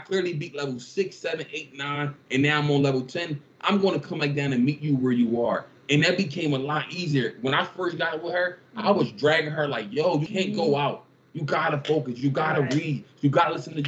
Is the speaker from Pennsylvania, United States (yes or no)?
yes; Philadelphia, Pennsylvania, United States; I grew up in North Philly, like the inner city